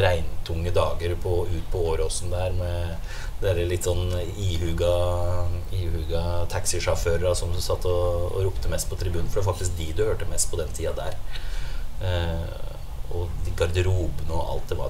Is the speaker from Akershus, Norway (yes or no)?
yes; Rælingen, Akershus, Norway; also born or lived in Blystadlia; jeg vokste opp de første 13 åra der ute, ute i Rælingen